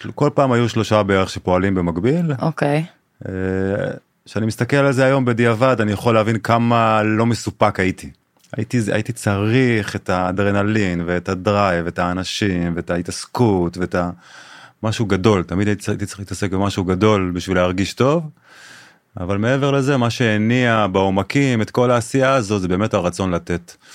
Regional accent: Israel; גדלתי במושב

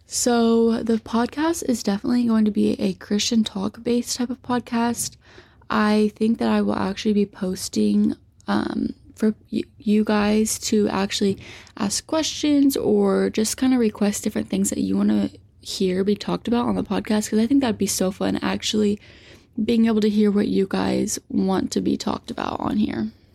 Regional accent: Poseyville, Indiana, United States; moved away as an adult; now in Louisville, United States; I'm from Southern Indiana, like the Poseyville area. So I actually gradu-, graduated from North Posey

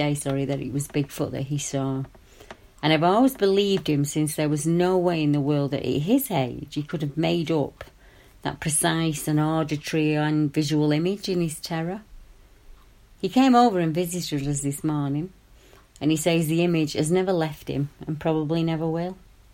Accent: Colorado, United States; I grew up in Boulder County. My parents quit farming in the northeast and moved to Longmont in 1960.

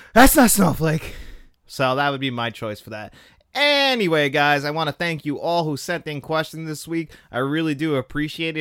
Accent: New York, United States; I'm from New York, not from the city though, but I'm from New York

